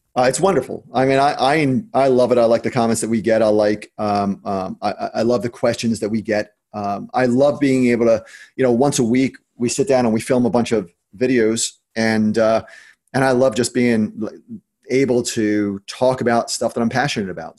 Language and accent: English; New Jersey, United States; I'm from New Jersey